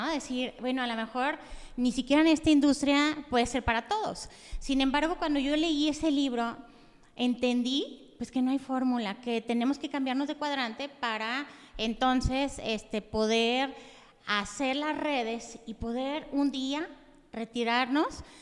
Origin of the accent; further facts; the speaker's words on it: Yahualica, Jalisco, Mexico; Yo soy originaria de Yahualica, Jalisco.